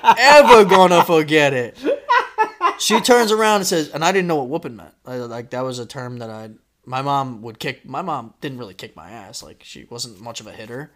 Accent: Florida, United States; also born or lived in New York; when I moved from New York to Florida, that's when I started kindergarten

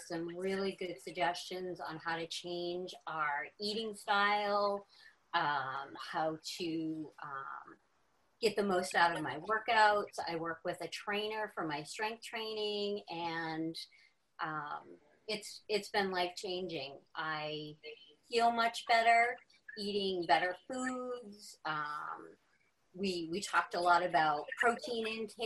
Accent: Seacoast of New Hampshire, United States; I actually grew up here. I was born in the next town over

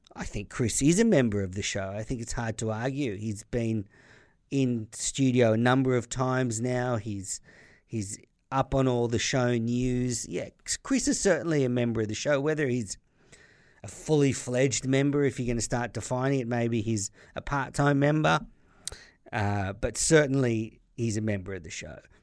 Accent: Australia; as an Australian listener

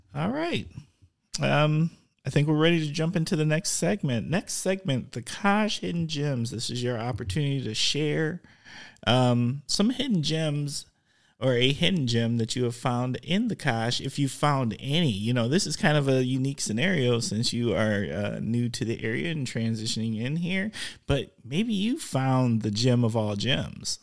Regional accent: Milwaukee, Wisconsin, United States; I'm a huge Bucks fan 'cause I'm from Milwaukee

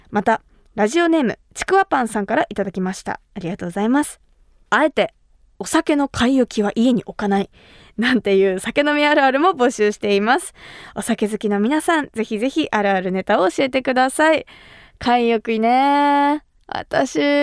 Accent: Kumamoto, Japan; 私が生まれ育った熊本

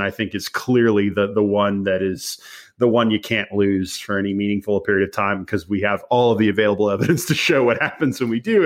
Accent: Dallas, Texas, United States; I grew up in the Dallas area

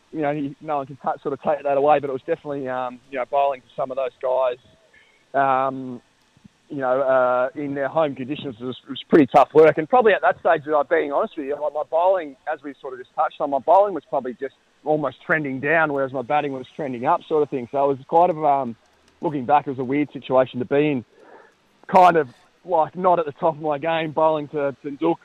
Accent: Bairnsdale, Victoria, Australia; I was born and bred in Bensdale

